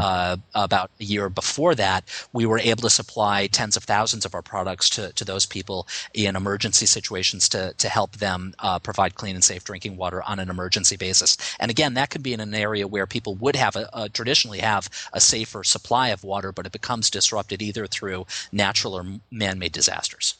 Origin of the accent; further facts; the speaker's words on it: United States; as an American